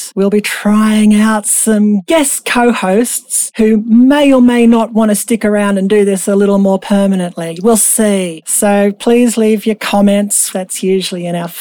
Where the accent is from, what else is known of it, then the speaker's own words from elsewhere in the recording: Australia; I'm an Australian